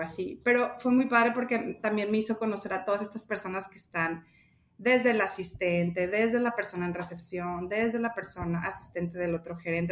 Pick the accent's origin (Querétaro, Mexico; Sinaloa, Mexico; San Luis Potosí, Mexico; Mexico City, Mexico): Sinaloa, Mexico; Los Mochis; also born or lived in Hermosillo, Sonora; soy de aquí de Mochis